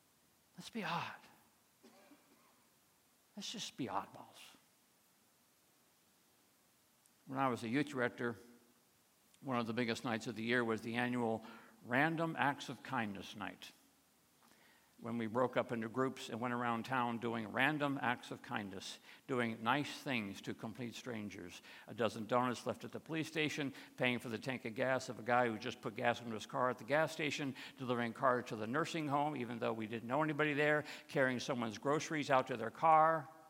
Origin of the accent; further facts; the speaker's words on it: Michigan, United States; Tom Ellerby, that's the name I'm giving him, was an elder in the church where I grew up outside of Detroit.